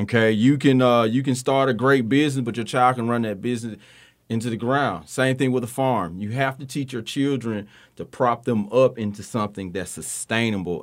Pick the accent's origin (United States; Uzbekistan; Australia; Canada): United States; Tuscaloosa, Alabama; I'm from Tuscaloosa, Alabama, but I, we have farms here